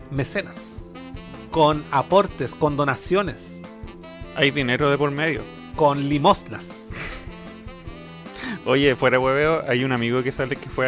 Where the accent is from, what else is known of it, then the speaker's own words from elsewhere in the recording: Santiago, Santiago Metropolitan, Chile; Yo soy de Santiago, la, tierra de las chelas.